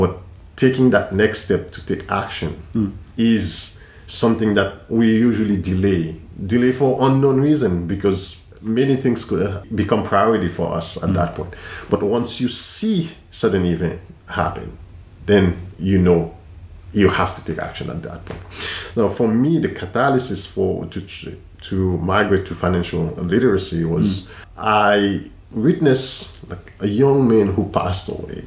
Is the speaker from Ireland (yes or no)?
no; Haiti; moved away as an adult; I grew up in Haiti